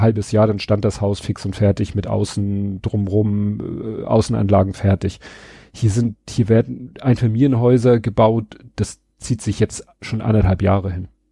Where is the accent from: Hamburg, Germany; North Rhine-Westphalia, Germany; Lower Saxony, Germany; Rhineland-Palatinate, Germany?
Hamburg, Germany; in Stalzhoop in dem Ring, wo ich aufgewachsen bin